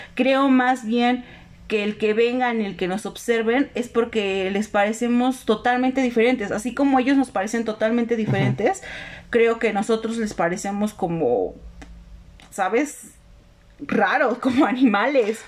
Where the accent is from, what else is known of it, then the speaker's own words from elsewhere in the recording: Mexico; los mexicanos somos como los cangrejos